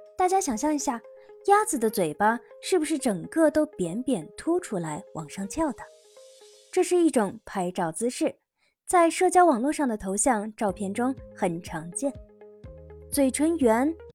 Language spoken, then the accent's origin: Chinese; China; 我们中国人